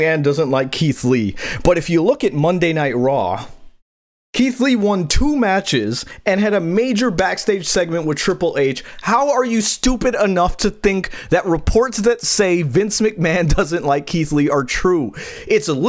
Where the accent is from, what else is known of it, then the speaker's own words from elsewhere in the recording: Guyana; I'm Guyanese. I'm West Indian.